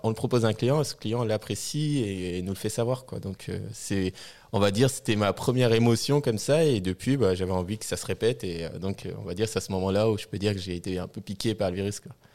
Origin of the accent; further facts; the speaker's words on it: Tournan-en-Brie, Île-de-France, France; Alors, je viens, euh, de Seine-et-Marne. Là où j'ai grandi. Donc, j'ai grandi, euh, dans une petite ville qui s'appelle, euh, Tournon-en-Brie.